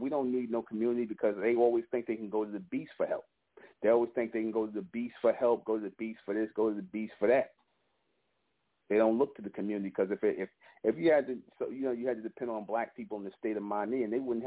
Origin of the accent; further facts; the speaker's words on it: New York City, New York, United States; I grew up in Brownsville, East New York